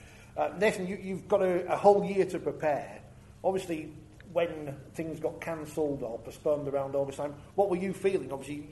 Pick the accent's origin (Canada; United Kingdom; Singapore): United Kingdom; Wakefield, Yorkshire and the Humber; I'm from Wakefield